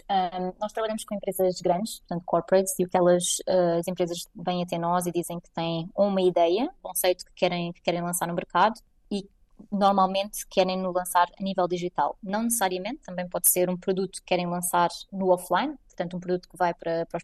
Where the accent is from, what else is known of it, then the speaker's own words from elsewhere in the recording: Portugal; now in Munich, Germany; Eu, enquanto portuguesa, posso votar naquilo que creio que faz mais sentido para mim